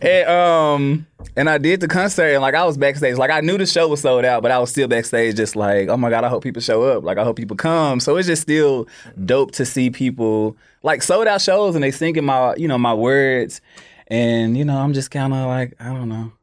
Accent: Memphis, Tennessee, United States; I am from North Memphis

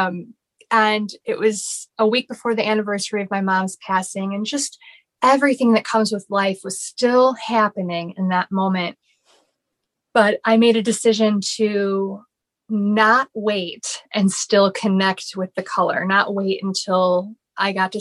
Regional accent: Chicago, Illinois, United States; now in Orlando, United States; I'm from Chicago

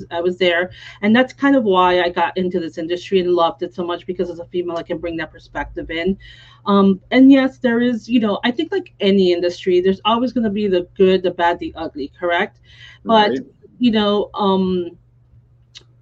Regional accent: Miami, Florida, United States; also born or lived in New York; now in Naples, United States; I was born in New York, but since I was 4 years old, I've lived in Miami, and I was raised there until 13 years ago when we moved to Naples

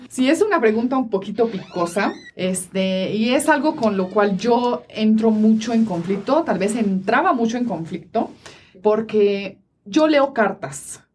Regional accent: Italy; now in Mexico; vengo de Italia

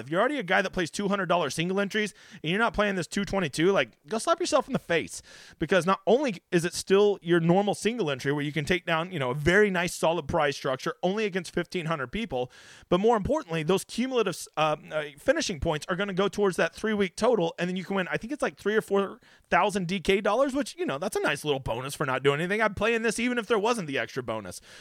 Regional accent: Oklahoma, United States; here in my home state of fucking piece of shit Oklahoma

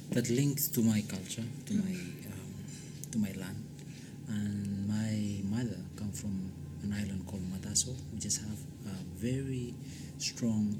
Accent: Tanna, Tafea, Vanuatu; English is a second language; moved away as an adult; now in Wellington, New Zealand; When I grew up on Tana, the tribe where I come from calls Nauklamine

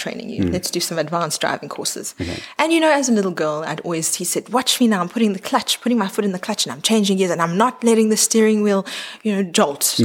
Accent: Johannesburg, Gauteng, South Africa; now in Cape Town, South Africa; born in Johannesburg

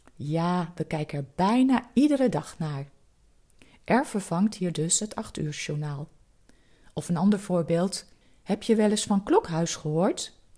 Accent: Netherlands; Als Nederlanders

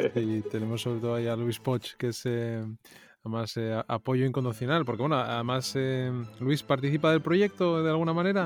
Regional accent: Asturias, Spain; yo me siento más asturiano que otra cosa

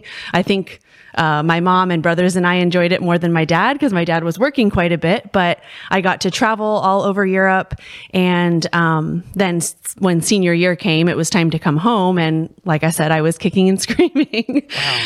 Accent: Columbus, United States; also born or lived in Stockholm, Sweden; I grew up here in Columbus. I went to Parkside and then Northside and North, but actually only for 2 years. So in high school, my family had the opportunity to move to Sweden.

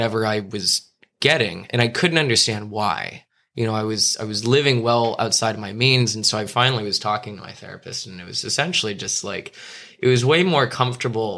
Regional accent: Los Angeles, California, United States; also born or lived in New York; growing up in Los Angeles, you know, going to Beverly Hills High School

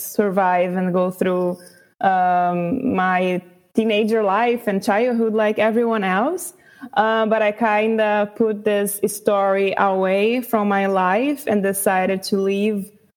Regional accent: Brazil; first language Portuguese; English is a second language; I was born in Brazil and raised

